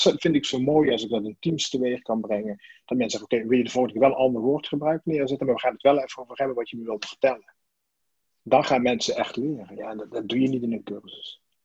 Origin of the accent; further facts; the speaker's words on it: Sittard, Limburg, Netherlands; moved away as an adult; also born or lived in Amsterdam; ik kom uit Sittard vandaan. En, in Sittard daar ben ik geboren als, uh, als mijnwerkerszoon